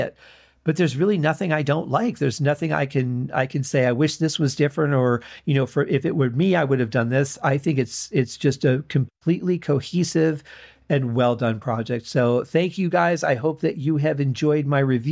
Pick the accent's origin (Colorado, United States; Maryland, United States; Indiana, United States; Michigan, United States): Michigan, United States; Detroit; a lot of Motown music growing up in Detroit.